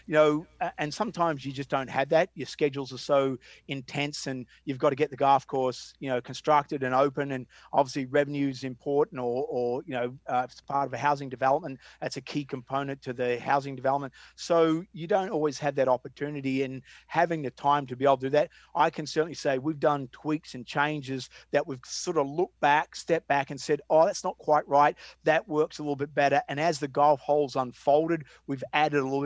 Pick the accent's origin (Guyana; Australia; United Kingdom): Australia; Melbourne, Victoria; moved away as an adult; now in United States; growing up in Sandbelt, Australia